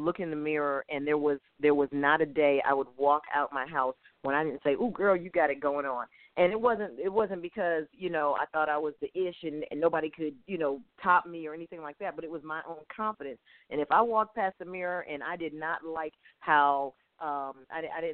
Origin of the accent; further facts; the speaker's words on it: Hartford, Connecticut, United States; now in Atlanta, United States; I'm from Hartford, Connecticut, and I go back home